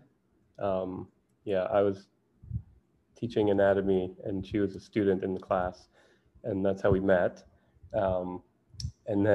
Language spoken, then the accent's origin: English; Jamaica; moved away; I grew up in Jamaica in the Caribbean